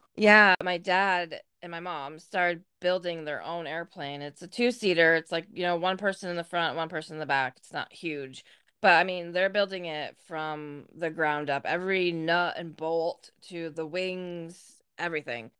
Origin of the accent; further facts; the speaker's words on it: Louisville, New York, United States; also born or lived in Massena, New York; I was born in Messina, obviously, just like you, and I lived in the town of Messina until I was three, and then when I turned three, we moved to Louisville